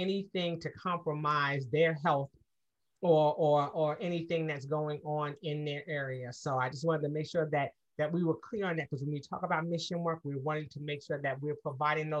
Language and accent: English; United States; I am African American, born here in the States